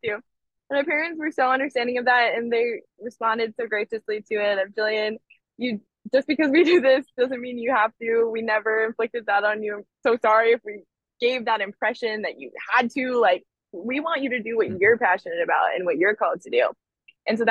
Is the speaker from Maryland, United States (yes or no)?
no; California, United States; moved away as an adult; now in Nashville, United States; the culture that I grew up in California